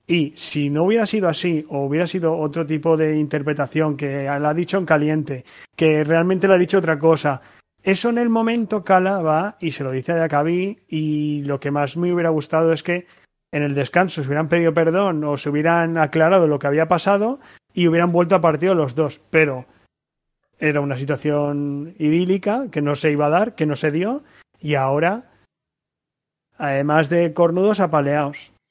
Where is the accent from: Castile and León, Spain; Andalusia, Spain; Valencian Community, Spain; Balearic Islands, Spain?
Valencian Community, Spain; Valencia; tanto, tanto yo como Chapis como, como Sergi somos de Valencia